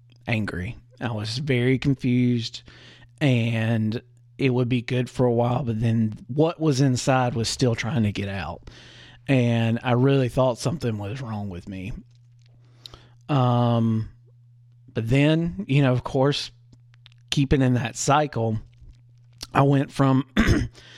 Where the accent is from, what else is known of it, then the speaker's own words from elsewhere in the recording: the Bible Belt, the South, United States; I grew up in the Christian South, the Bible Belt